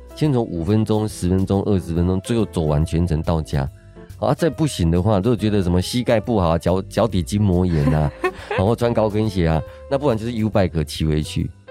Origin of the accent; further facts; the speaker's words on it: Kaohsiung, Taiwan; moved away as an adult; now in Taipei, Taiwan; 我是在高雄长大的都安国中、高中，大学才上来台北